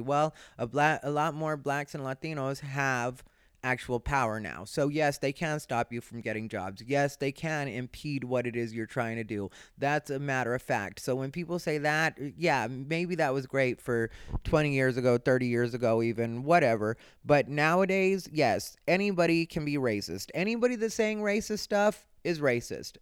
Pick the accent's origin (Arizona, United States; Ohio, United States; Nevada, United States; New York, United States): Arizona, United States; now in Los Angeles, United States; I grew up in Arizona. I didn't even know a lot of Jewish people until I ended up in LA.